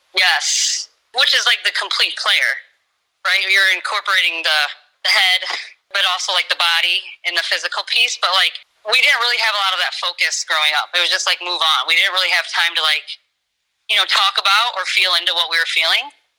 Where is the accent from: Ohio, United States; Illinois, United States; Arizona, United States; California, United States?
Illinois, United States; Mendota; just being back in my hometown